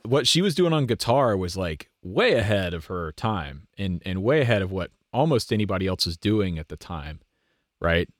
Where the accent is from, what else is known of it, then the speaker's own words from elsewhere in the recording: United States; as an American